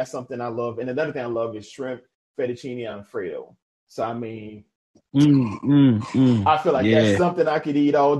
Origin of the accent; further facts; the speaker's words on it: New Orleans, Louisiana, United States; also born or lived in McComb, Mississippi; my hometown of New Orleans